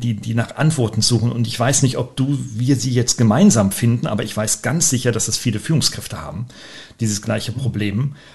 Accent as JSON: {"language": "German", "town": "Weinheim", "region": "Baden-Württemberg", "country": "Germany", "tie": "born or raised there", "said": "meiner Heimatstadt hier in Weinheim"}